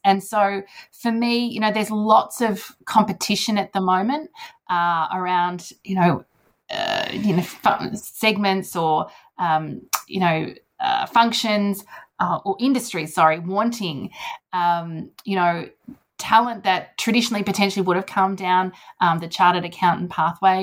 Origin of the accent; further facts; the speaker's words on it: Sydney, New South Wales, Australia; Sydney is my home home. New South Wales, my home state.